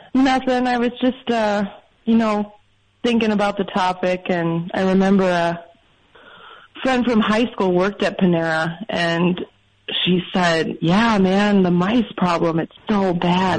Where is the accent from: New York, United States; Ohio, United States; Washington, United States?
Ohio, United States; moved away as an adult; also born or lived in Chicago; now in Los Angeles, United States; maybe I'm from Ohio